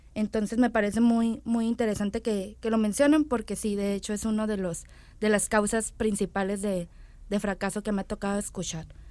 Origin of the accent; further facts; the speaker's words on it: Mexico; como mexicanos